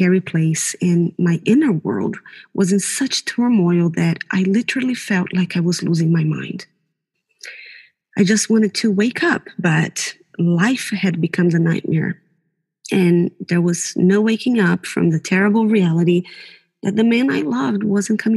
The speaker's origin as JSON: {"language": "English", "country": "Brazil", "tie": "born or raised there", "moved": "yes", "lives_now": "New Zealand", "said": "I was born in Brazil, but New Zealand has been my home since 2003"}